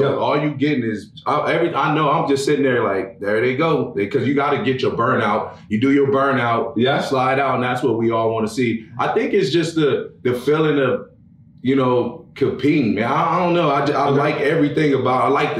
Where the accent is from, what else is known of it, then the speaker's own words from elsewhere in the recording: Los Angeles, California, United States; I grew up in Los Angeles, California. Then I moved to Pomona